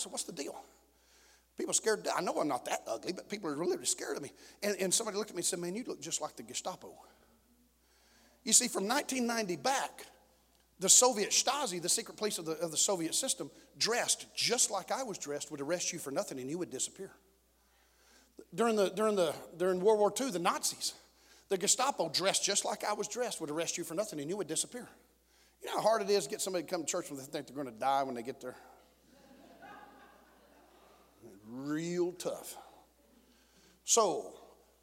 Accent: Texas, United States; I said, Texas

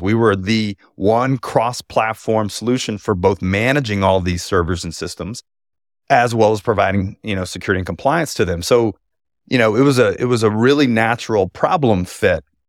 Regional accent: Houston, Texas, United States; my hometown of Houston

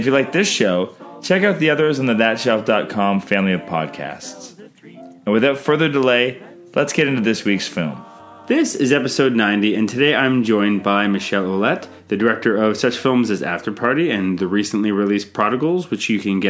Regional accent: Canada; I'm Canadian filmmaker

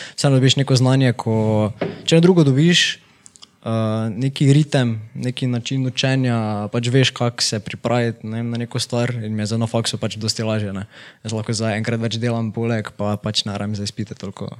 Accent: Miklavž na Dravskem polju, Slovenia; also born or lived in Ljubljana; sem iz Miklauža, tam sem tudi v osnovno šolo hodil

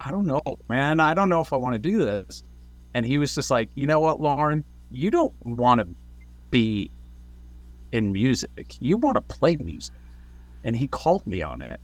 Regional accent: New Jersey, United States; we're from Jersey because we literally are from Jersey everywhere

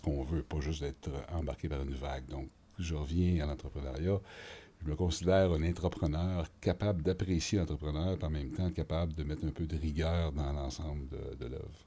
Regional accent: Montreal, Quebec, Canada; J'ai été élevé à Hansik, dans le quartier nord de, Montréal.

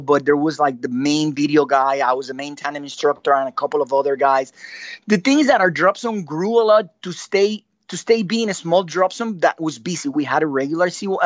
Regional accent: San Juan, Puerto Rico; also born or lived in San Germán, Puerto Rico; I moved from San Germán, where I was born, to San Juan. Mm. You know, I grew up.

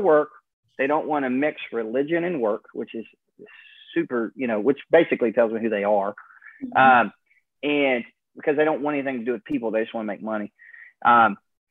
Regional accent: Alaska, United States; how I was raised in Alaska

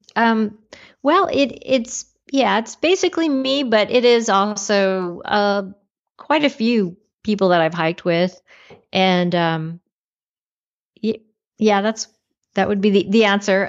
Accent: Los Angeles, California, United States; I grew up in the uh, Los Angeles area in California, which surprisingly has a lot of mountains in it

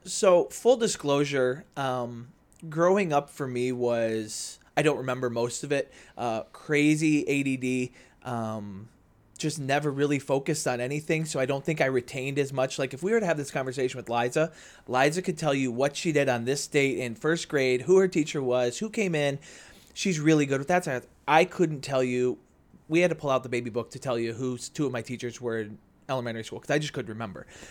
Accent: Naperville, Illinois, United States; born and raised in Naperville

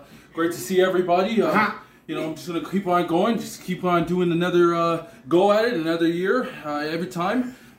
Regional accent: Toronto, Ontario, Canada; I'm from Jane Finch, the hardest areas in Toronto.

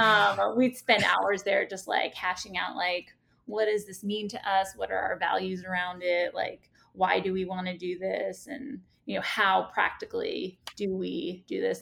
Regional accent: New York City, New York, United States; born and raised in Staten Island

